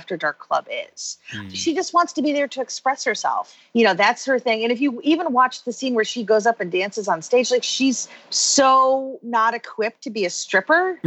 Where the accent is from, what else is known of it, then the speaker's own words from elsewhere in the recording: Chicago, Illinois, United States; moved away; I'm originally from Chicago